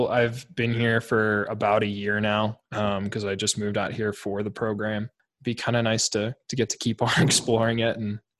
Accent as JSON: {"language": "English", "town": "St. Louis", "region": "Missouri", "country": "United States", "tie": "born or raised there", "moved": "as an adult", "lives_now": "Denver, United States", "said": "I grew up in St. Louis, which is definitely a city, but it's not like a huge metropolis like a Chicago or New York."}